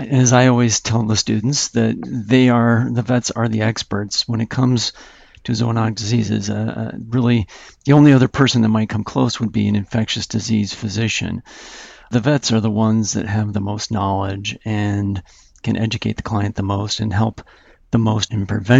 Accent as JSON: {"language": "English", "region": "Utah", "country": "United States", "also_born_or_lived": "Colorado / Tucson, Arizona", "moved": "as an adult", "said": "I was from Utah"}